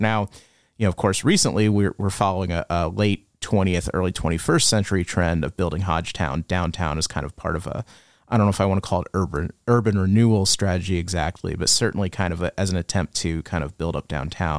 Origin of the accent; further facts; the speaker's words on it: Illinois, United States; now in Amarillo, United States; in the town where I grew up in Illinois, we had some brick streets.